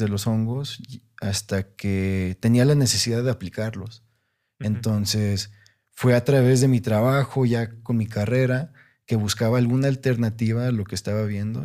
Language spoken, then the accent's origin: Spanish; Monterrey, Nuevo León, Mexico; yo crecí en Monterrey, una ciudad, o sea, grandísima, muy urbana